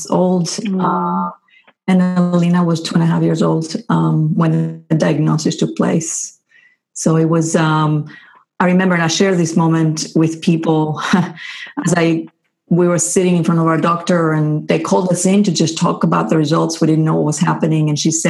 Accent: Greece; also born or lived in England / Houston, Texas / California; now in Boston, United States; I was from Greece

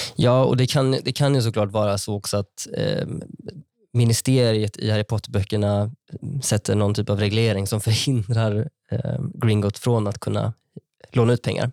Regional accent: Vara, Västra Götaland, Sweden; moved away as an adult; min lokala bank från där jag växte upp

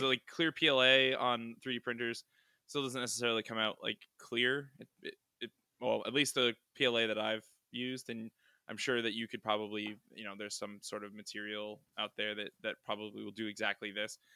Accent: New England, United States; I'm from New England

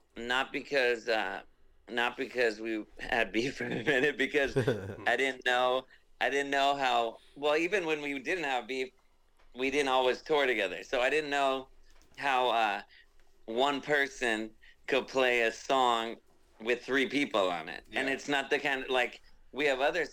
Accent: Southern California, United States; I'm from Southern California

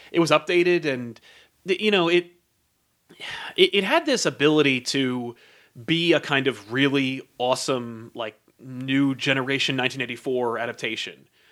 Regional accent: United States; as an American, I don't believe I have an accent

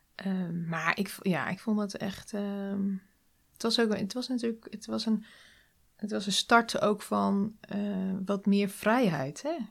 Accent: Nieuwleusen, Overijssel, Netherlands; Nieuw-Leuzen. Dat ligt, eh, het is een dorpje in de buurt van Zwolle

